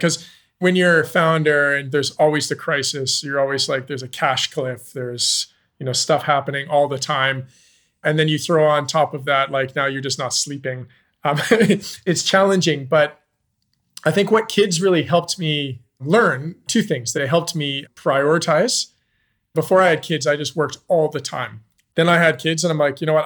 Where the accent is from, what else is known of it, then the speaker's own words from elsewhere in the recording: Canada; moved away as an adult; also born or lived in Zambia; I'm Canadian. I moved to Zambia in two thousand and nine.